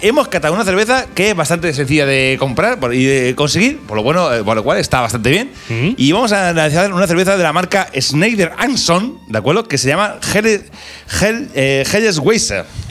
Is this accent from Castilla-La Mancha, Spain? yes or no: yes; Albacete, Castilla-La Mancha, Spain; para uno de Albacete